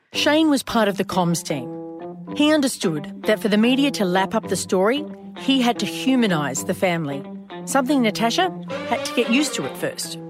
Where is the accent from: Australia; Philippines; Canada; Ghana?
Australia; in my home country